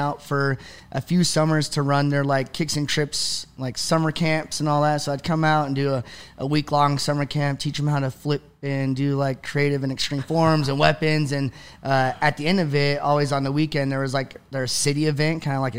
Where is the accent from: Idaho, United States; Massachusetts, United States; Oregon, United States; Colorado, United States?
Colorado, United States; Parker; moved away as an adult; also born or lived in Pomona, California / Victorville, California / Apple Valley, California; now in Utah, United States; I moved to Parker once I got into fourth grade. And that's where I live for the majority of my life, Parker, Colorado, up until I graduated out of high school a couple years.